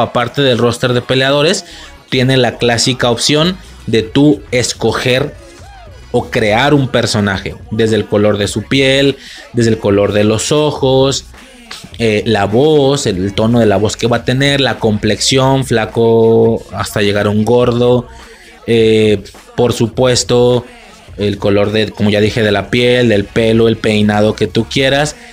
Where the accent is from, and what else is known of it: Mexico; moved away; also born or lived in Spain